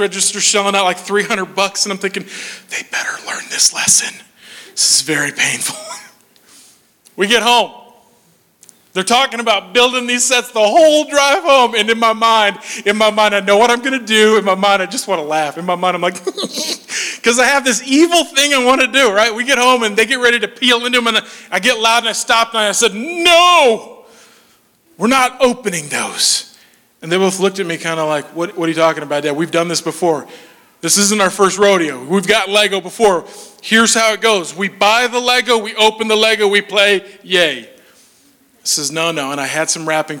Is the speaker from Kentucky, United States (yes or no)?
no; Minnesota, United States; moved away; I'm from Minnesota originally, and I'm kind of Nordic